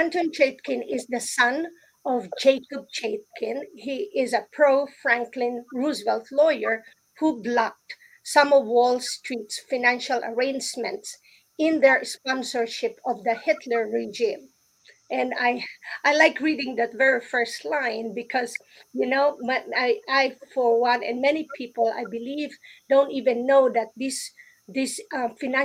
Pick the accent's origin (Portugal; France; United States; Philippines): Philippines; I grew up in the Philippines